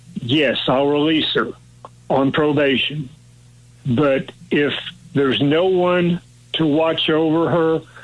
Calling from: Hallsville, United States

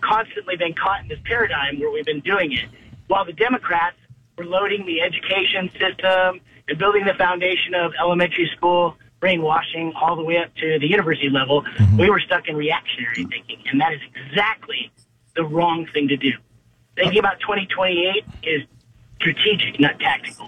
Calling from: Pensacola, Florida, United States; calling from Pensacola area.

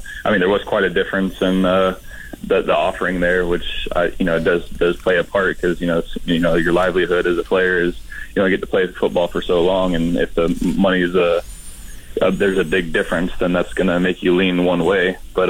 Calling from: Florida, United States; Oh, I'm down in Florida right now watching the snow melt.

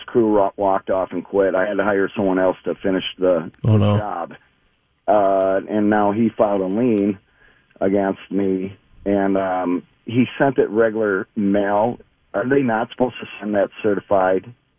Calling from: Blaine, United States

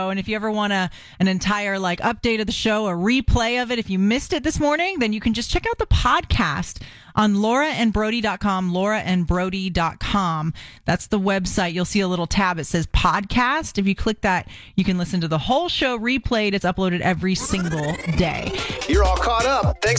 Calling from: Bartow, Florida, United States; Um, Bartow, Florida.

